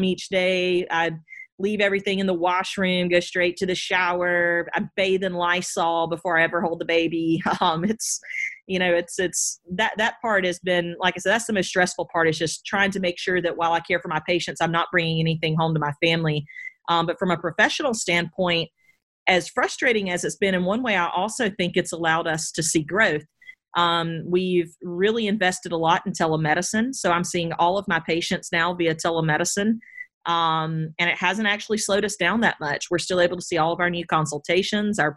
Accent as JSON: {"language": "English", "town": "Edison", "region": "Georgia", "country": "United States", "tie": "born or raised there", "also_born_or_lived": "Athens, Georgia / Miami, Florida / New Haven, Connecticut", "moved": "as an adult", "lives_now": "Augusta, United States", "said": "I grew up on a peanut farm in South Georgia in a tiny town called Edison outside of Albany"}